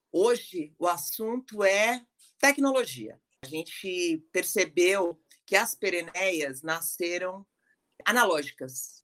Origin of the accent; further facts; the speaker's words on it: Baixada Santista, São Paulo, Brazil; nós todas somos da Baixada